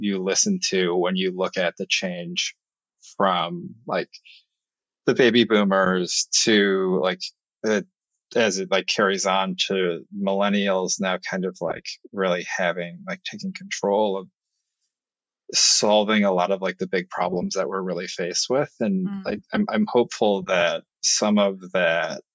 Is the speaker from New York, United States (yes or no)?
yes; New York, United States; as a New Yorker